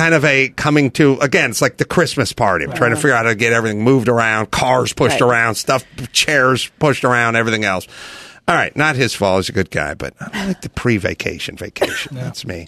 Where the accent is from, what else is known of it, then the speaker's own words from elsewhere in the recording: Los Angeles, California, United States; I grew up in North Hollywood